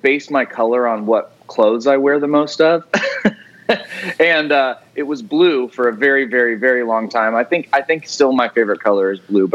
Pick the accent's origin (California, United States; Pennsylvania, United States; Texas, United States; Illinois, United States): California, United States; Truckee; now in Spring Hill, United States; I grew up in Northern California, and loved it.